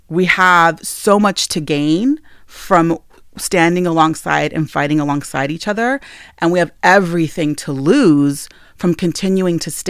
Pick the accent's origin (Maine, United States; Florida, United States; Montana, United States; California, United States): Montana, United States; I am a citizen of the Northern Cheyenne Nation